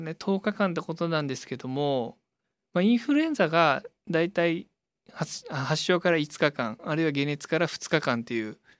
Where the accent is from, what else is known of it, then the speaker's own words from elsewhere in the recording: Miyazaki, Japan; also born or lived in Okinawa; now in Tokyo, Japan; 宮崎出身